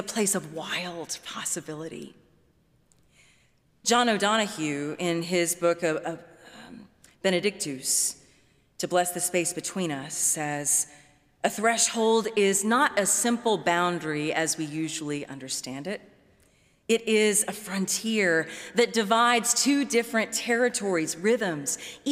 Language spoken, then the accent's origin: English; Baton Rouge, Louisiana, United States; I'm from Louisiana, was born and raised in Baton Rouge